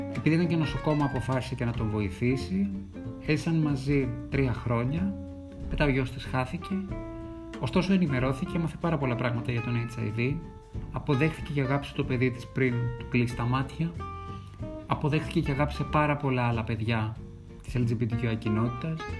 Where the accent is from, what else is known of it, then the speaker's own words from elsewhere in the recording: Greece; είμαι Έλληνας